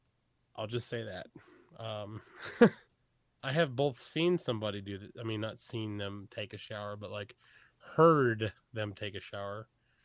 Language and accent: English; Texas, United States; also born or lived in Iowa; I was born in the Midwest in {S0} okay. {S1} Iowa, and I grew up in Texas, so I still have the accent